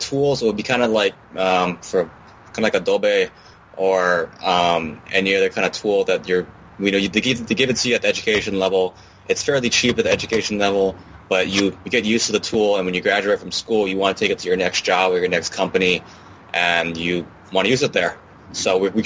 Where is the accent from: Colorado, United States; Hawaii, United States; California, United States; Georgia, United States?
Hawaii, United States; I'm actually born and raised in Hawaii, actually in Hawaii right now